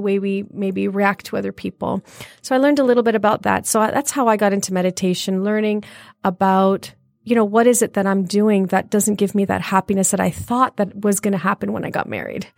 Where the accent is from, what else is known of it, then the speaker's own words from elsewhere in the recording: Brampton, Ontario, Canada; moved away as an adult; also born or lived in Leicester, England; now in Michigan, United States; I was born in England, uh, Leicester, England, and, um, I came about, uh, forty-nine years ago to to Toronto, and I moved to Toronto, and I was raised in Toronto in a wonderful place called Brampton.